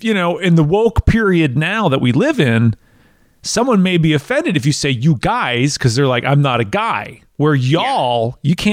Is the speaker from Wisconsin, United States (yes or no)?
yes; Wisconsin, United States; now in Tennessee, United States; I'm originally from Wisconsin and moved down to Tennessee. And yeah, I don't have a accent. I still talk like I'm from Wisconsin.